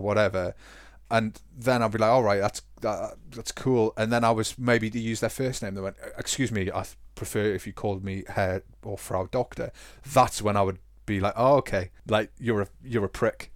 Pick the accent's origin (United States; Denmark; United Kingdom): United Kingdom; now in Germany; we're British